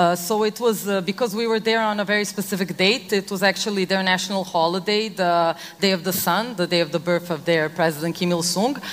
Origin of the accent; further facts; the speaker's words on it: Serbia; I come from Serbia, it's an ex Yugoslav country.